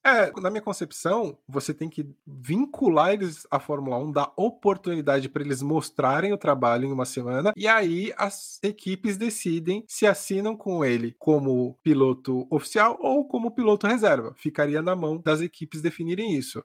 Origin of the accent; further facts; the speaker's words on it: Brazil; eu sou brasileiro